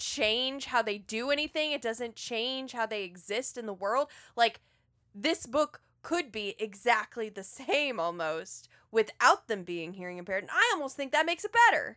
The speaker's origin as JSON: {"language": "English", "region": "North Carolina and Georgia", "country": "United States", "tie": "born or raised there", "said": "I was raised in North Carolina and Georgia"}